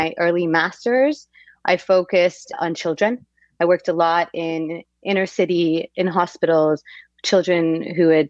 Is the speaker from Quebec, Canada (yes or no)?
yes; Quebec, Canada; I'm from Quebec, and in Quebec, you have a two-year post-high school pre-university.